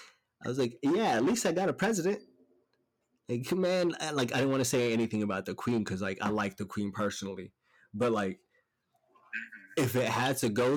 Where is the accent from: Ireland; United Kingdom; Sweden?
Sweden; Stockholm, Stockholm County; moved away; because I came from Stockholm, Sweden prior to. I didn't understand anything on the fucking walls. I didn't understand what anyone was saying.